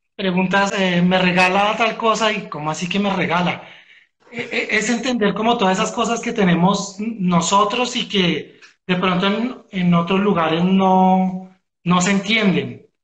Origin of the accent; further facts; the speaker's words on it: Bogotá, Colombia; nosotros como bogotanos